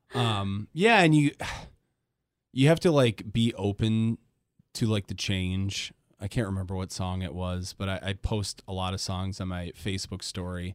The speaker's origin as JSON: {"language": "English", "town": "Grand Rapids", "region": "Michigan", "country": "United States", "tie": "born or raised there", "said": "I grew up in Grand Rapids, so everybody went to Grand Haven"}